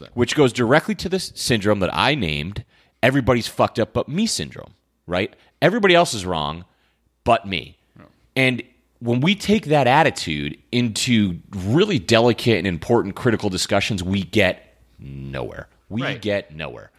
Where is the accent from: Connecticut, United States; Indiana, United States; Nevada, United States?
Connecticut, United States; I grew up in Connecticut